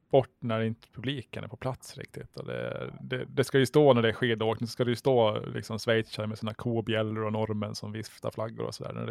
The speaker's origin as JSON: {"language": "Swedish", "town": "Mariehamn", "country": "Åland Islands", "tie": "born or raised there", "said": "Jag är uppvuxen där vid Korvik"}